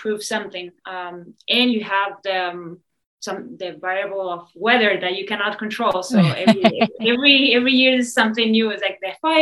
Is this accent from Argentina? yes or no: yes; Argentina; moved away as an adult; also born or lived in Switzerland; now in California, United States; I'm originally from Argentina. I grew up there.